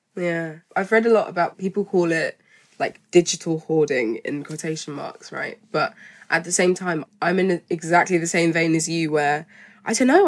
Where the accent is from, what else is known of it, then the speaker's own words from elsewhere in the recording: Malawi; I'm from Malawi